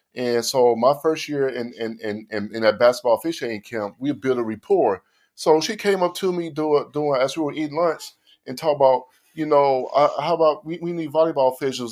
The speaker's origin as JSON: {"language": "English", "town": "Oklahoma City", "region": "Oklahoma", "country": "United States", "said": "I'm from Oklahoma City"}